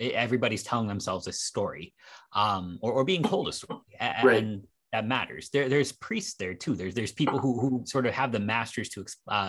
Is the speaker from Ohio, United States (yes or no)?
yes; Cleveland, Ohio, United States; born there; I was born in Cleveland and I can't even entirely disagree with you.